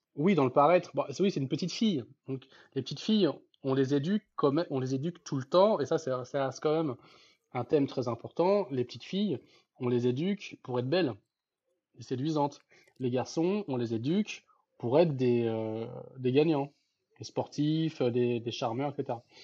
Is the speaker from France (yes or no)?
yes; France; en tant que Français